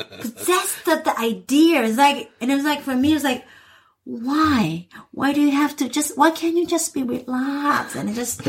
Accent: Sapporo, Hokkaido, Japan; I was born in Sapporo and I grew up here.

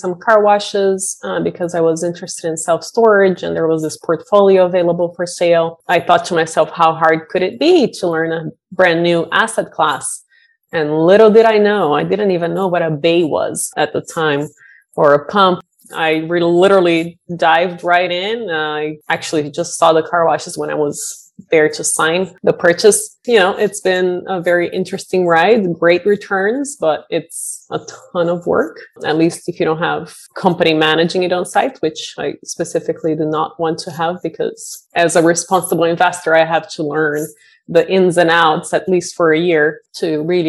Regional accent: Brazil; now in Bay Area, United States; I moved to the Bay Area from Brazil 20 years ago and count my blessings every day that I'm here.

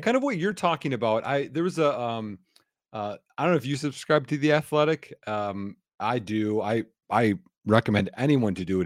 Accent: Wisconsin, United States; I'm from Wisconsin

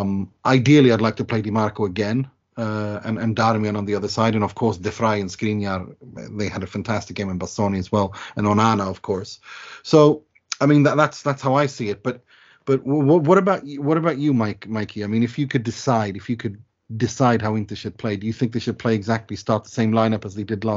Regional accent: Gothenburg, Västra Götaland, Sweden; my hometown team of IFK Gothenburg

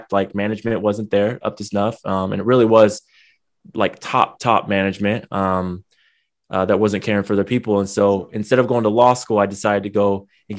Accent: San Diego, California, United States; now in Long Beach, United States; I grew up in San Diego, born and raised, but I live out in Long Beach now in California.

